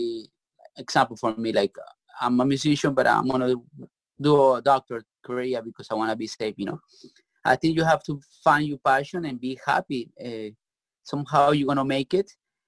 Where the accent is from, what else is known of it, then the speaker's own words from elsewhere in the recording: Bogota, Colombia; English is a second language; I'm from Colombia, Bogota.